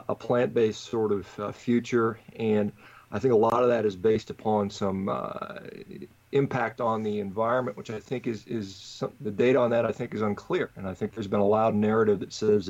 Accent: Hof, Bavaria, Germany; now in Orange County, United States; I was born in Hof, Germany.

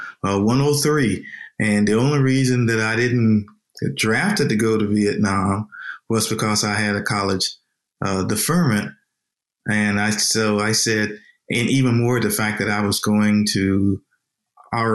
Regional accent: Savannah, Georgia, United States; growing up in Savannah, Georgia

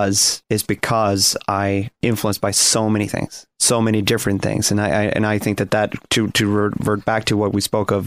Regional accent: Sweden; I come from Sweden, and I grew up listening to a lot of Swedish folk music

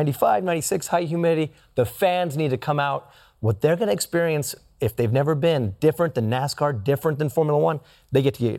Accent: California, United States; moved away as an adult; now in Arizona, United States; I'm from California.

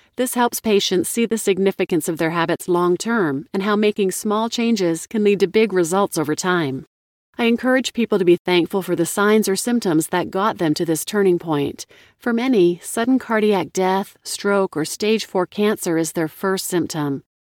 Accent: Kansas City, Missouri, United States; Growing up in Kansas City

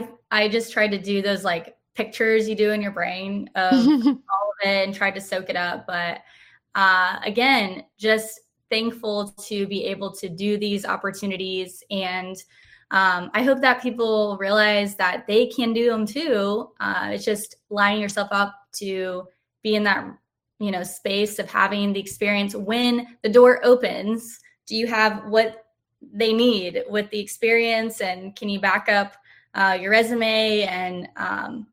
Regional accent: Texas, United States; moved away as an adult; now in North Carolina, United States; my home state

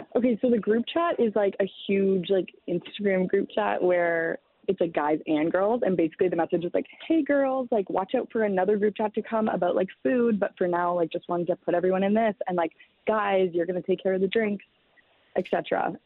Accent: Toronto, Ontario, Canada; So I'm from Toronto

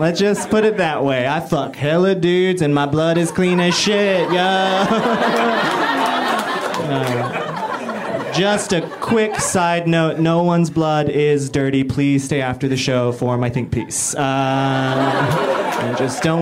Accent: Midwest, United States; moved away; also born or lived in Korea; growing up in the Midwest with this face and a white family

